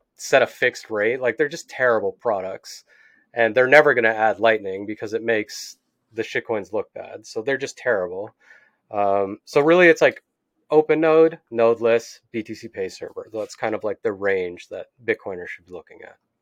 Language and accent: English; Canada; I'm from Canada